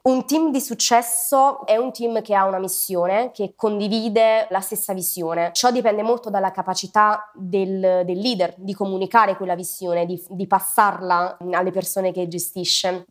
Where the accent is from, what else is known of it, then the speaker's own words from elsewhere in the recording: Southern Italy, Italy; moved away as an adult; also born or lived in Rome, Italy / Australia / Ireland; now in Brussels, Belgium; Io sono nata in Italia, sono nata al sud, ho lasciato la città natale abbastanza presto, mi sono spostata a Roma